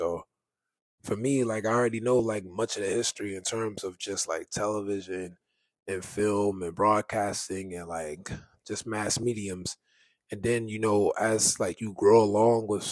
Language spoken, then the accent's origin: English; New York City, New York, United States; I'm from New York, I grew up in Harlem, like, I'm from the Bronx, Fordham Road